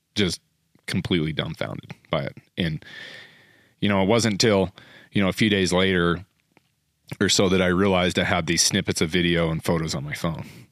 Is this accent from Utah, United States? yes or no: yes; Utah, United States; I'm from Utah.